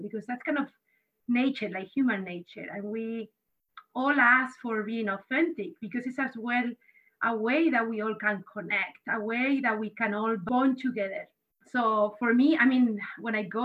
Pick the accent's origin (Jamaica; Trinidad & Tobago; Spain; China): Spain; now in United States; I grew up in Spain